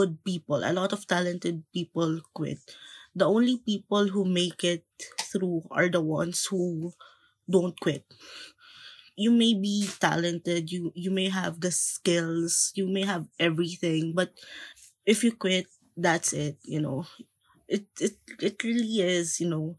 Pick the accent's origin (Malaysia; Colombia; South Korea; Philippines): Philippines; moved away as an adult; also born or lived in Manila, Philippines; now in Japan; being Filipino, but, you know, me having a Japanese father